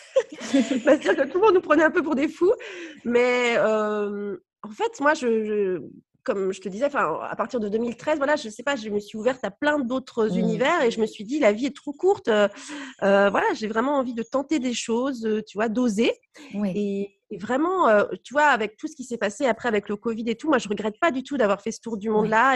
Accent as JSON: {"language": "French", "region": "Brittany", "country": "France", "also_born_or_lived": "Nice", "said": "comme je suis bretonne, la Bretagne me manquait beaucoup et du coup, on est rentré après en 2010 à Brest"}